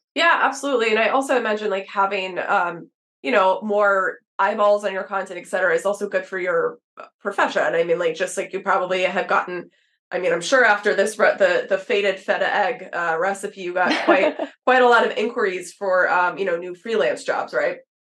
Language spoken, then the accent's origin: English; Texas, United States; I grew up in Texas